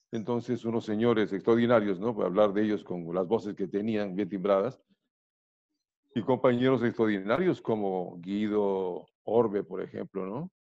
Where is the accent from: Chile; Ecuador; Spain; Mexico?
Ecuador; Guayaquil, Guayas; also born or lived in Riobamba / Quito; yo eh, nací en Riobamba, me llevaron a Guayaquil a vivir, pasé mi infancia en Guayaquil y llegué a Quito a estudiar la escuela